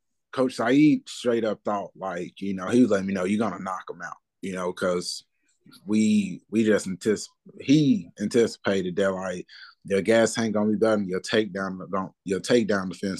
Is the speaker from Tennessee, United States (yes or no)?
yes; Memphis, Tennessee, United States; I'm coming from Memphis